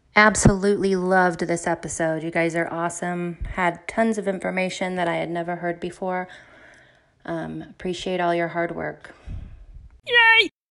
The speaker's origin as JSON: {"language": "English", "town": "Provo", "region": "Utah", "country": "United States", "tie": "born or raised there", "said": "I was born right here in Provo, Utah"}